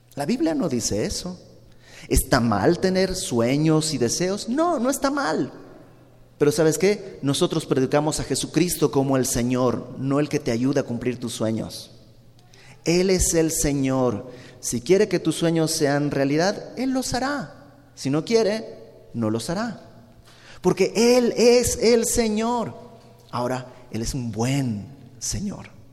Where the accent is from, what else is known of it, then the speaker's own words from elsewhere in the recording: Bolivia; moved away; yo soy de Bolivia, ya lo sabes, y en Santa Cruz, que es donde vive mi familia